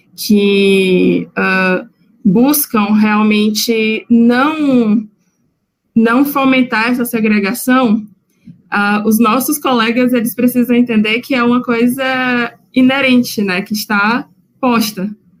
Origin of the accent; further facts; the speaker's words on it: Bahia, Brazil; moved away as an adult; also born or lived in Sergipe; now in Rio Grande do Sul, Brazil; eu venho de um outro estado, acho que a essa altura do campeonato vocês já perceberam pelo meu sotaque. Então, eu fiz a minha formação na Universidade Federal de Sergipe em psicologia, uh, apesar de ter nascido na Bahia